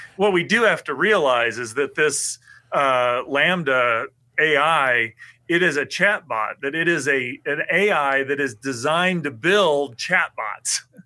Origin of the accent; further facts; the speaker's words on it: St. Joseph, Missouri, United States; also born or lived in Iowa; I grew up in Missouri